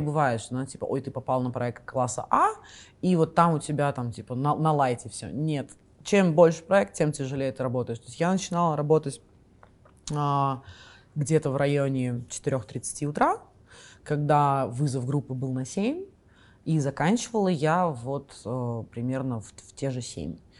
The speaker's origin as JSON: {"language": "Russian", "country": "Kazakhstan", "also_born_or_lived": "Russia", "moved": "as an adult", "lives_now": "New Zealand", "said": "я из Казахстана"}